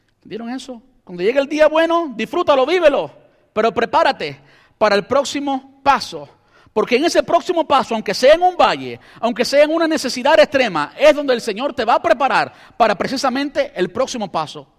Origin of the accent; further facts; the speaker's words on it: Cuba; now in United States; soy cubano